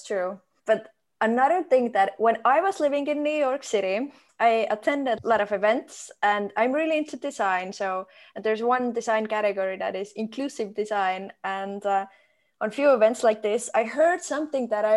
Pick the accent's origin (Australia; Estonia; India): Estonia; when I grew up in Estonia